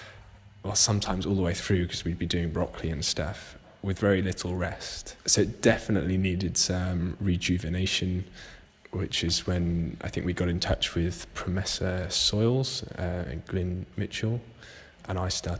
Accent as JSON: {"language": "English", "country": "Jersey", "said": "I'm from Jersey."}